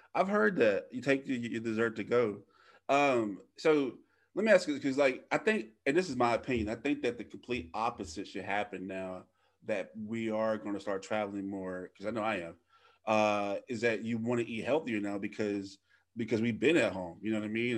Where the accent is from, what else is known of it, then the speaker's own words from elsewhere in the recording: Louisiana, United States; moved away; I live three, three hours away from my hometown